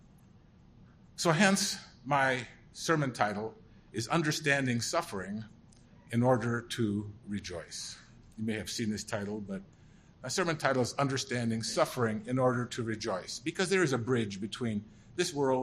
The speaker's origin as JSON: {"language": "English", "town": "St. Paul", "region": "Minnesota", "country": "United States", "tie": "born or raised there", "also_born_or_lived": "Germany (DP camp)"}